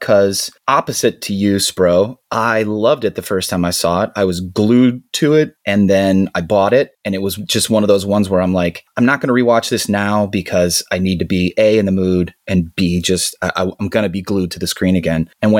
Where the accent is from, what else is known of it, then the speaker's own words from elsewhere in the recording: Ireland; Maybe because I'm Irish and we all have a deep sadness.